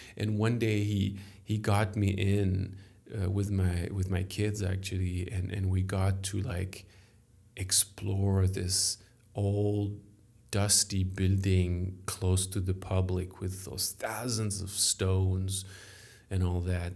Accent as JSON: {"language": "English", "country": "France", "accent": "French", "second_language": "English", "said": "I am French. Sorry for my accent"}